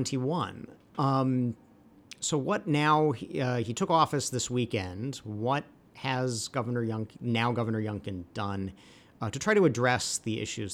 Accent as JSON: {"language": "English", "region": "Virginia", "country": "United States", "tie": "born or raised there", "said": "I grew up in Virginia."}